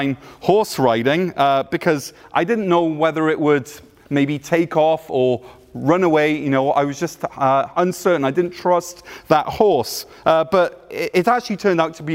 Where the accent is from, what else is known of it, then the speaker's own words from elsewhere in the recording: Wales, United Kingdom; moved away; I'm from Wales, but I pastor over at Cornerstone Church in North Gore